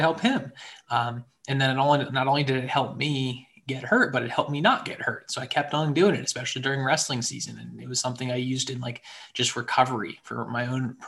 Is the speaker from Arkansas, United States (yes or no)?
no; Central Maryland, United States; moved away as an adult; also born or lived in Atlanta, Georgia / Harrisonburg, Virginia; now in Richmond, United States; I'm originally from Central Maryland